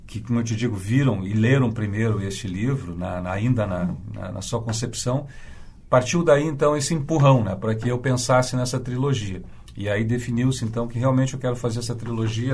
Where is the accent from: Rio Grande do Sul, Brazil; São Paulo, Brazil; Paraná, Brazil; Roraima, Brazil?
Rio Grande do Sul, Brazil; São Borja; now in Porto Alegre, Brazil; São Borja, que é minha cidade natal na fronteira oeste